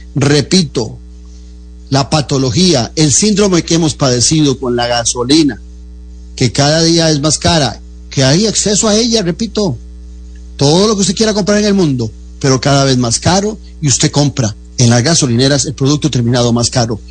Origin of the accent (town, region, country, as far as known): Costa Rica